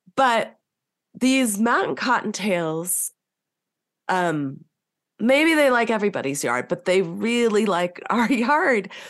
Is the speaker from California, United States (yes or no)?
yes; Southern California, United States; moved away as an adult; also born or lived in North Carolina / Virginia / Northern Colorado; now in Colorado, United States; I grew up in California